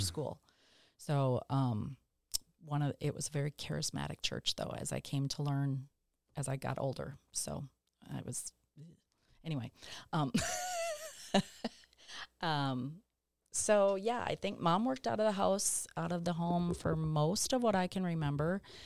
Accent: Dallas, Texas, United States; where I grew up in West Dallas, the entire neighborhood was public school kids.

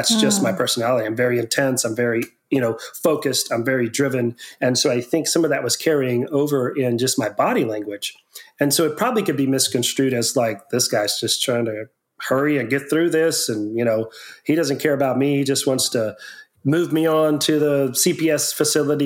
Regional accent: near Victoria, Texas, United States; also born or lived in Houston, Texas; I moved back to Victoria, Texas area from Houston. I was working in Houston, human trafficking there for 2 or 3 years. And then I moved back closer to my hometown and I worked in the Victoria, Texas area

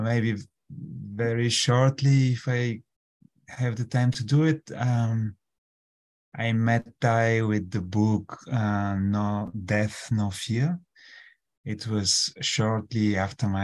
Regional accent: Bulgaria; moved away; I come from Bulgaria

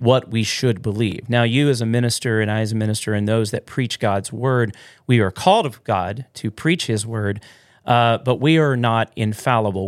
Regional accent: the South, United States; now in Midwest, United States; I grew up in the South

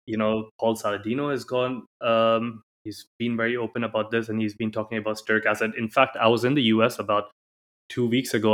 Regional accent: India; now in Dubai, United Arab Emirates

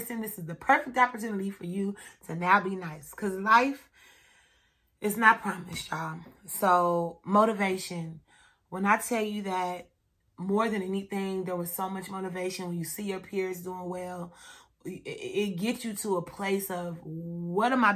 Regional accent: Kansas City, United States; I'm from Kansas City. I've been running from gunshots all my whole childhood and growing up

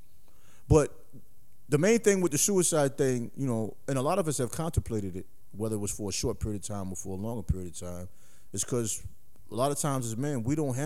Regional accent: New York, United States; growing up in New York

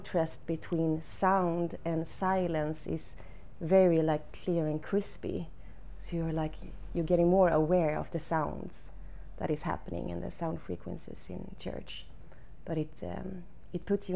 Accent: Hällevadsholm, Västra Götaland, Sweden; English is a second language; I grew up on the west coast in Sweden, in Bohuslän, close to the ocean

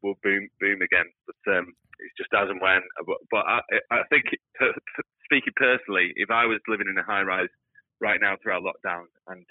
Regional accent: United Kingdom; as a British public

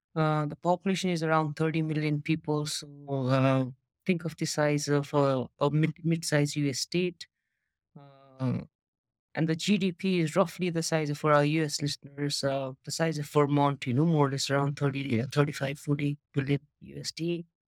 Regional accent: Nepal; moved away as an adult; also born or lived in United States / China; I'm from Nepal, based in Nepal at the moment. Uh, so basically, my introduction is, you know, until high school, I was here

